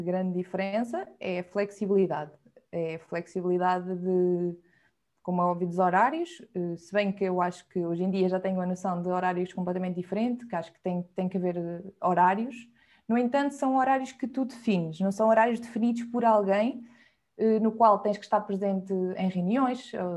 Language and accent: Portuguese; Viseu, Portugal; moved away as an adult; also born or lived in Lisbon; now in Porto, Portugal; Sou de Viseu e neste momento estou baseada no Porto, apesar de ter estado em Lisboa durante sete anos, desde a faculdade